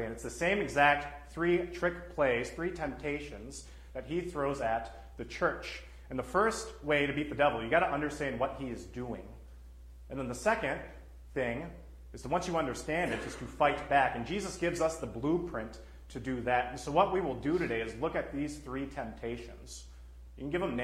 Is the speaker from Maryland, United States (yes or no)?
no; Texas, United States; now in Minnesota, United States; I'm from Texas